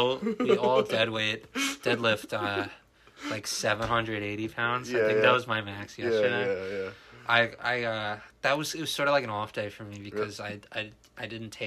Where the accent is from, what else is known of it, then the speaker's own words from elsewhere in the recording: New Jersey, United States; I think that it has something to do with me being born and raised in New Jersey. I think that's just the New Jersey mentality